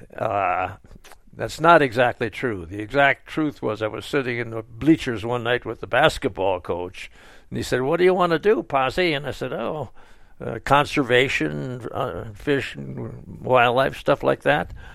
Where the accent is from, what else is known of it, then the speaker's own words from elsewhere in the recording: Sheboygan, Wisconsin, United States; moved away; was born in Sheboygan, Wisconsin, and I went through high school years there